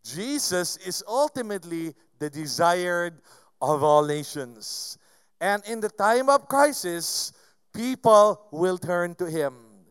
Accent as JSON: {"language": "English", "country": "Philippines", "said": "I'm Filipino"}